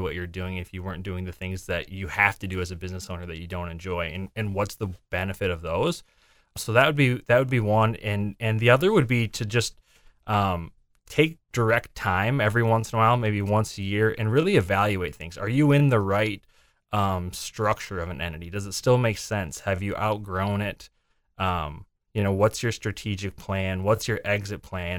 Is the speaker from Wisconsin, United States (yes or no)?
no; Windom, Minnesota, United States; moved away as an adult; also born or lived in Mankato, Minnesota / Sioux Falls, South Dakota; now in Des Moines, United States; I'm originally from Southwest Minnesota, a small town, Wyndham, Minnesota.